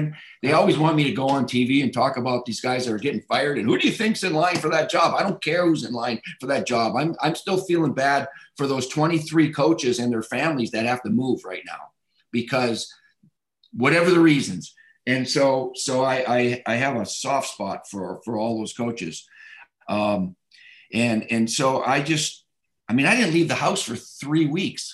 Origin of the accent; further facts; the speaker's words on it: Michigan, United States; moved away; It's my home state